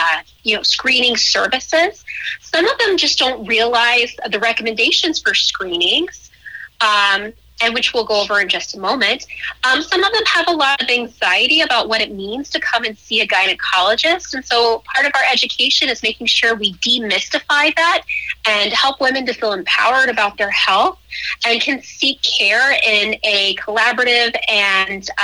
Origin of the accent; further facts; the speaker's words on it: Colorado, United States; moved away as an adult; also born or lived in Iowa / Grand Rapids, Michigan; now in Carbondale, United States; I'm originally from Colorado